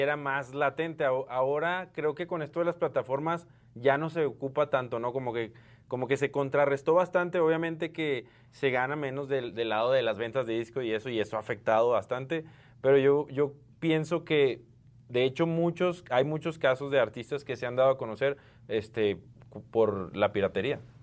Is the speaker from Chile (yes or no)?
no; Mexico; somos mexicanos